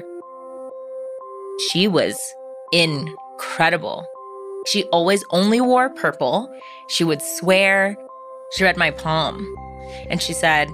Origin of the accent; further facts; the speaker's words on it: Orange County, California, United States; I grew up in Orange County